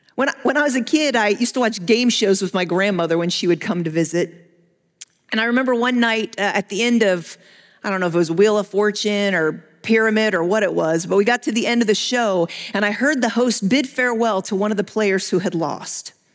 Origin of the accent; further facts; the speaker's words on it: United States; as Western American evangelical Christians